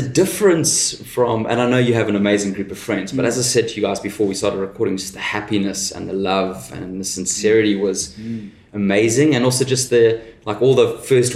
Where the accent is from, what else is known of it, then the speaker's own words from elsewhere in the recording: South Africa; now in Australia; growing up in South Africa, the nanny cooked for us